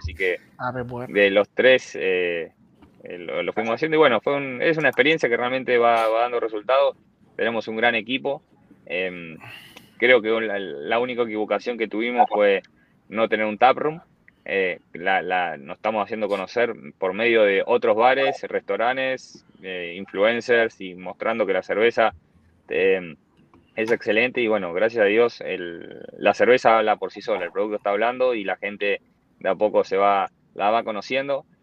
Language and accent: Spanish; Bahía Blanca, Buenos Aires Province, Argentina; moved away as an adult; now in Miami, United States; Bahía Blanca un día, que es mi ciudad, yo no soy de Buenos Aires, soy del, interior del país